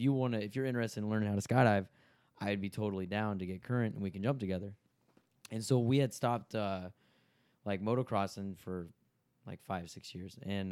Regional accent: Winona, Texas, United States; I'm originally from Tyler, or Winona, which is outside of Tyler.

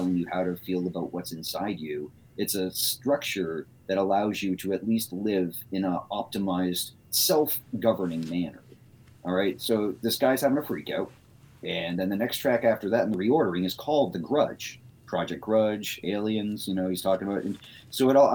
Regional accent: Medway, Massachusetts, United States; now in Boston, United States; I grew up in Medway, Massachusetts, which is right next to Milford.

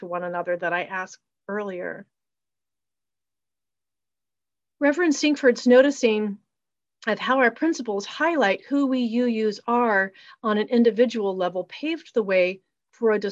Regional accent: a small town in Virginia, United States; I was brought up in the Episcopal Church in a small town in Virginia

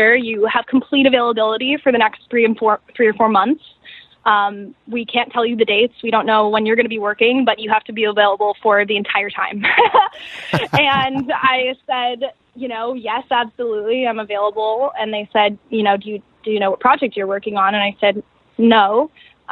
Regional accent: Seattle, Washington, United States; I'm from the Pacific Northwest. I'm from Seattle. I was born and raised

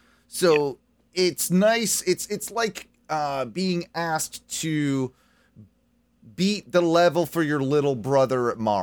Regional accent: United Kingdom; now in United States; I am not an American citizen. I am actually a citizen of the United Kingdom, and I've had a green card for quite a long time, since 2001

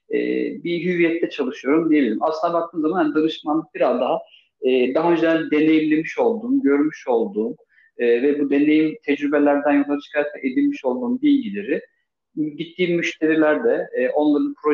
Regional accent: Istanbul, Turkey; born there; Ee, 1982 İstanbul doğumluyum.

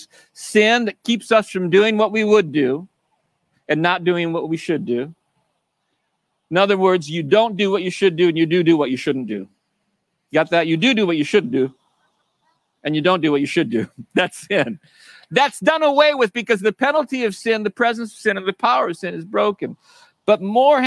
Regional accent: United States; I grew up in America as a Christian

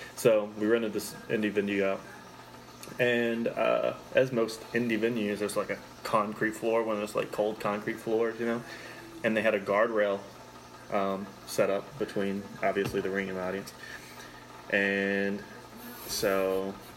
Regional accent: Lexington, Kentucky, United States; I'm from Lexington, it's like an hour east

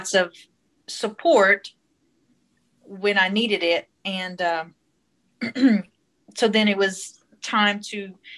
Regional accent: Hessmer, Louisiana, United States; accent: South Louisiana, Cajun; I am in Hesmer, Louisiana, in Avoyelles Parish, which is right smack dab in the middle of Louisiana. It's where I was born and raised, and I still live here with my family.

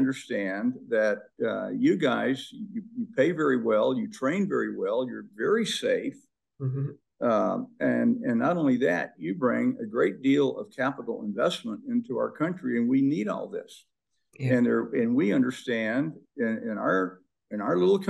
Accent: North Mississippi, United States; moved away as an adult; now in Idaho, United States; I'd grown up in North Mississippi

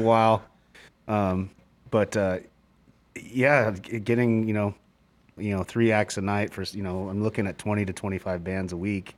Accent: Phoenix, Arizona, United States; now in Seattle, United States; I grew up in Phoenix

